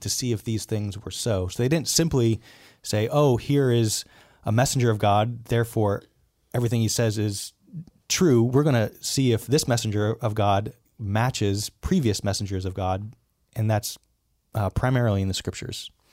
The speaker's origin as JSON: {"language": "English", "region": "Southern California", "country": "United States", "tie": "born or raised there", "said": "I was born in Southern California"}